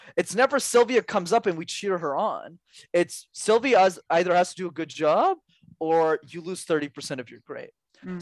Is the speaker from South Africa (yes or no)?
no; Montreal, Quebec, Canada; I grew up in Montreal, which is a city where you need to speak French, and I studied my whole life in French despite struggling with it